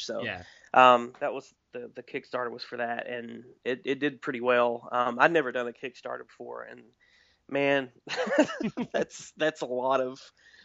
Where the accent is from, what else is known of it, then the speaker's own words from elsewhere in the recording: Wise County, Southwest Virginia, United States; moved away; It's in like Southwest Virginia. It's literally my hometown. It's where I live now, and I grew up here